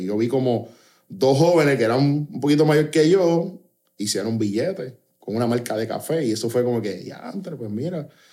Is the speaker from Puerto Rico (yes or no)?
yes; Trujillo Alto, Puerto Rico; yo me crié en Trujillo Alto